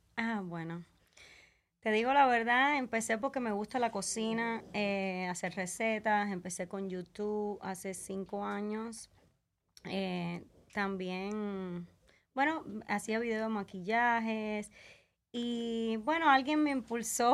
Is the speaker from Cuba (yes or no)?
yes; Camagüey, Cuba; now in Las Vegas, United States; Yo soy de Camagüey, Cuba